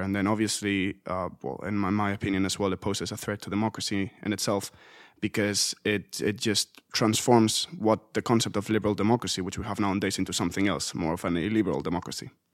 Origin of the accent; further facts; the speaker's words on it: Spain; moved away; In, in my home country